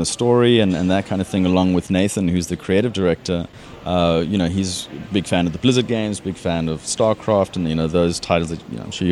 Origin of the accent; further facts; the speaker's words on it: South Africa; moved away as an adult; also born or lived in United Kingdom; now in Australia; as you can hear, I'm not Australian. I originally from South Africa.